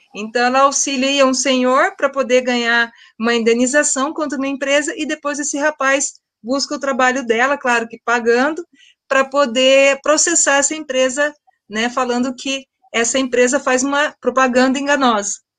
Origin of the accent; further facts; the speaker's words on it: Londrina, Paraná, Brazil; na minha cidade, eu sou londrinense